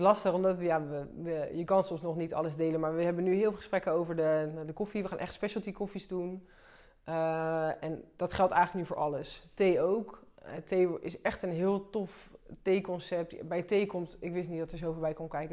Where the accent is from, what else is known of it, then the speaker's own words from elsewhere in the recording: Delft, South Holland, Netherlands; We komen allebei uit Delft